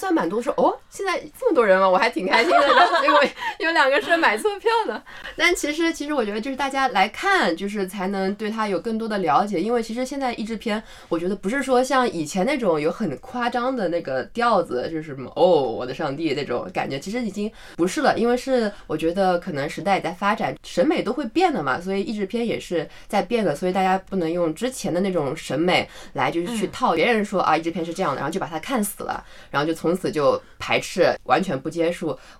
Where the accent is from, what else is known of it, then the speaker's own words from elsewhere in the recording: China; 词，就我觉得作为中国人来说就是很普通嘛